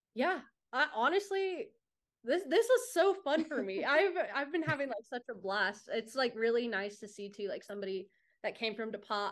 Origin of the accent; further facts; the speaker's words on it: New Mexico, United States; I was born and raised in New Mexico